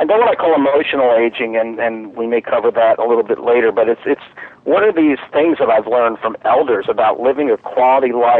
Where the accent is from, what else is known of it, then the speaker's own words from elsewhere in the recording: Philadelphia, Pennsylvania, United States; moved away as an adult; now in North Carolina, United States; I'm originally from Philadelphia, moved down to the Carolinas 14 years ago